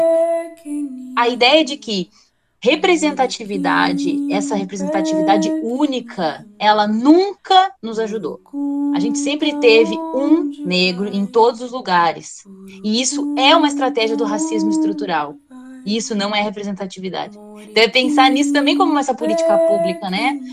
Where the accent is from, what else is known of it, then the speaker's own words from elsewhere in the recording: Osório, Rio Grande do Sul, Brazil; eu sou lá de Osório